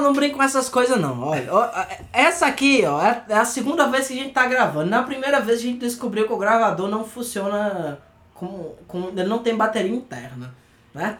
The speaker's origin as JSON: {"language": "Portuguese", "country": "Brazil", "said": "para nós que somos brasileiros"}